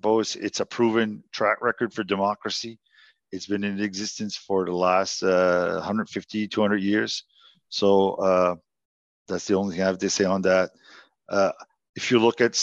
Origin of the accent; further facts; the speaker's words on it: Louisville, New Brunswick, Canada; I was born and bred in Louisville.